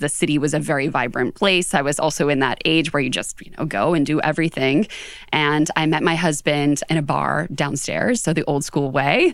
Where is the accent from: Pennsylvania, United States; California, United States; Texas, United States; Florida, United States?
Pennsylvania, United States; Pittsburgh; moved away as an adult; also born or lived in Charleston, West Virginia / New York City area; now in New York City, United States; I actually grew up in Pittsburgh. So I grew up outside in Western Pennsylvania